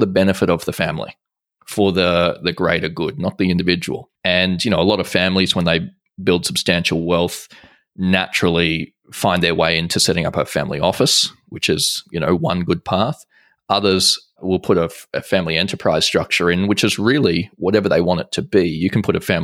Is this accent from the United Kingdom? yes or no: no; Australia; I'm Australian